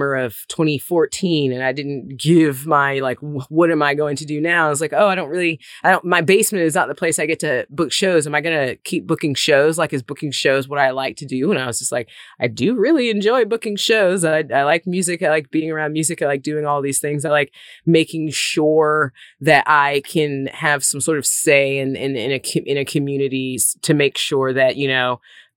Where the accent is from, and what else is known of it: Mississippi, United States; born or raised there; moved away as an adult; also born or lived in Nashville